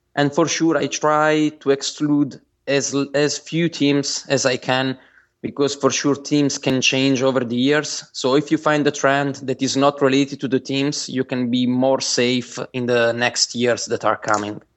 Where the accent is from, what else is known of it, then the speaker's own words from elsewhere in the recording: Bari, Apulia, Italy; I'm from Italy. And, uh, in particular, I came from, I come from Bari. It's a Uh, it's a city in the south of Italy